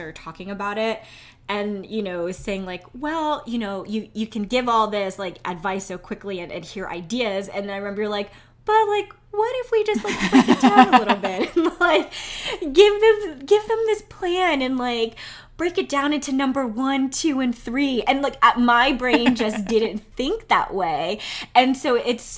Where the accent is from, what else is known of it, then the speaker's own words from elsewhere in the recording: New York City, New York, United States; I'm from New York